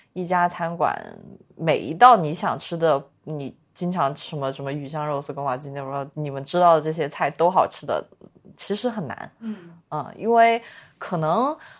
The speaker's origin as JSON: {"language": "Chinese", "region": "Sichuan", "country": "China", "tie": "born or raised there", "said": "我这种从小在四，四川长大的人"}